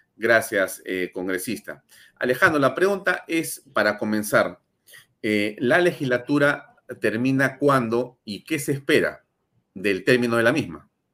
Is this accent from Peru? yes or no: yes; Peru; somos los peruanos